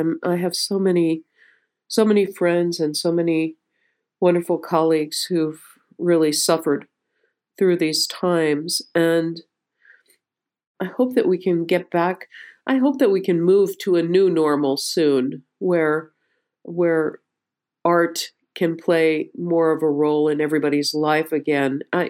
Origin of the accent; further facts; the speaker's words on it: Dobbs Ferry, New York, United States; I grew up the first few years of my life in a basement apartment on 107th and Amsterdam. And then in Manhattan. And when they cobbled a little bit of money together, they bought a tiny little house in Dobbs Ferry, New York.